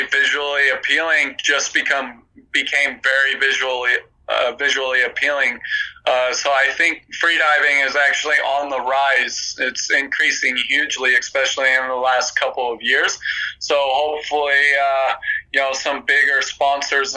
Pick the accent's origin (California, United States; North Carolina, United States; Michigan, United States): California, United States; I'm from California